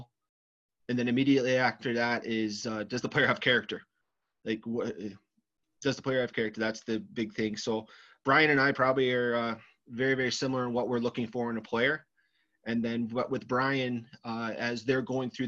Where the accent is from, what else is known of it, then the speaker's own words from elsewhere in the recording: Cleveland, Ohio, United States; moved away as an adult; now in Michigan, United States; I'm originally from Cleveland, Ohio.